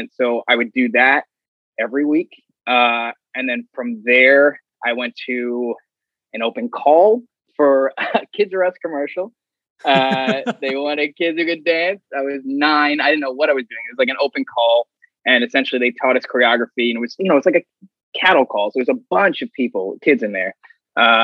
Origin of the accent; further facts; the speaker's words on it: New York City, New York, United States; I grew up in Ozone Park in Queens